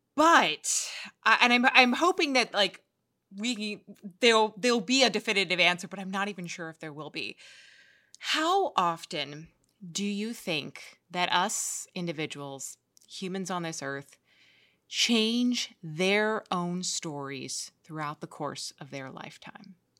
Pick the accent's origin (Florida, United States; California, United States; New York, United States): New York, United States; I grew up in New York